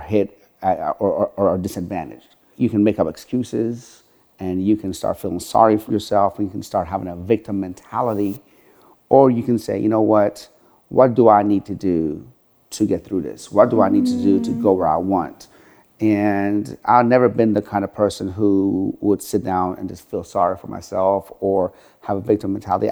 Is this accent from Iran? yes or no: yes; Tehran, Tehran Province, Iran; moved away; also born or lived in Sharon, Pennsylvania, United States; I'm from Tehran, Iran